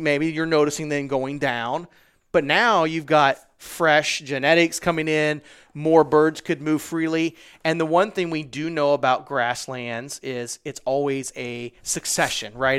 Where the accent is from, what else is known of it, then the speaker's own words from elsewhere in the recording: Midwest, United States; I'm from the Midwest